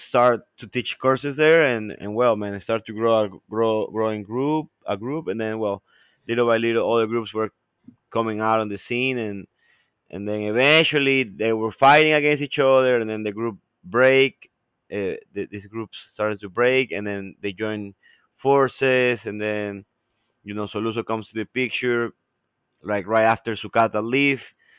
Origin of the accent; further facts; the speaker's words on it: Ecuador; now in United States; we come from Ecuador, which are places so far away from main, like, from, from, from, from the United States